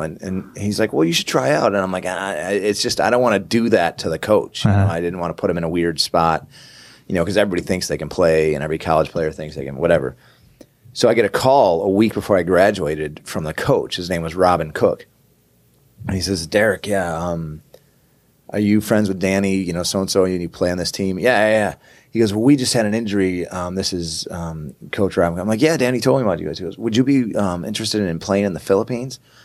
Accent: upstate New York, United States; I grew up in New York, right, upstate New York

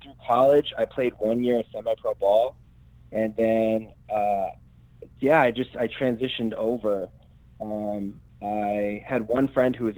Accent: Albany, New York, United States; I'm from upstate New York, like Albany area.

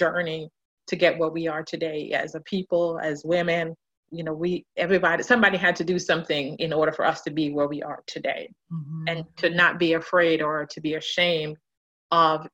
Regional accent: Jamaica; I'm a native of Jamaica, West Indies

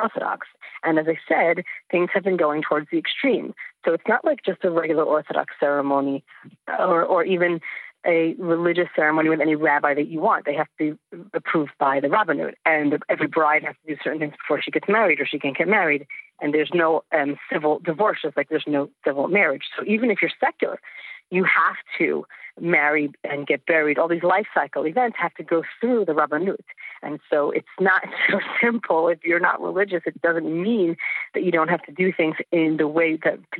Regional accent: Lakewood, New Jersey, United States; I grew up in Lakewood, New Jersey

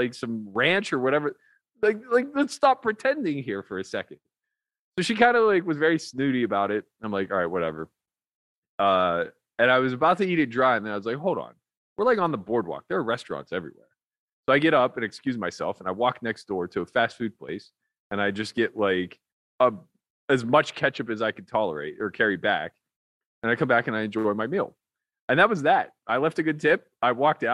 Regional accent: Pittsburgh, Pennsylvania, United States; I'm from Pittsburgh, like the land of ketchup.

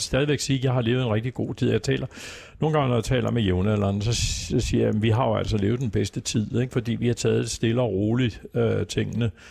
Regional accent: Copenhagen, Capital Region of Denmark, Denmark; jeg kommer fra Vesterbro, øh, vokset op i Hedvigade

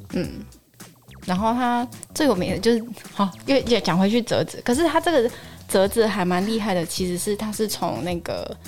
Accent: southern Taiwan, Taiwan; 我是南部人啦，哈，所以我们南部，你知道，购物地方没有很多

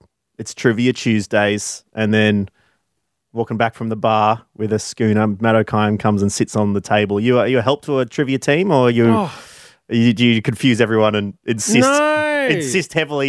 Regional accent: Queensland, Australia; I'm 37 from Queensland and I showed sporting prowess.

